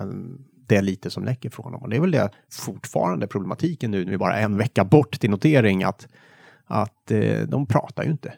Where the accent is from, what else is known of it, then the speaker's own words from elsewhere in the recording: Värmland, Sweden; now in Stockholm, Sweden; hemma i Värmland